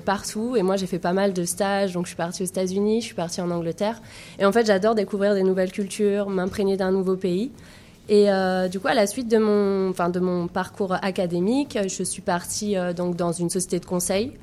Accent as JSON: {"language": "French", "country": "France", "also_born_or_lived": "Montpellier", "moved": "yes", "said": "je viens de la France"}